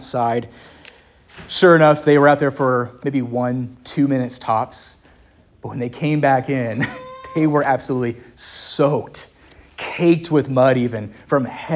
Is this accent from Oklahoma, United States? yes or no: no; Lynchburg, Virginia, United States; up in Lynchburg, my hometown